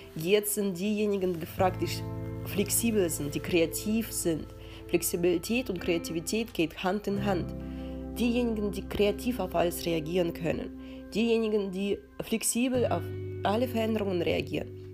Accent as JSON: {"language": "German", "country": "Russia", "tie": "born or raised there", "moved": "yes", "lives_now": "Germany", "said": "Ich bin in den 90ern in Russland aufgewachsen."}